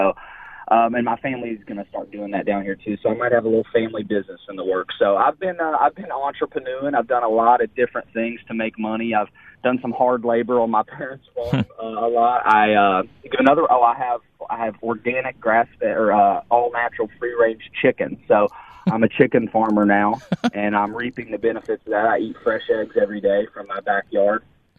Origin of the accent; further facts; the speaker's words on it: Kenna, West Virginia, United States; now in Florida, United States; So I started my own basketball training business out of a facility that was actually built in my hometown in Kenna.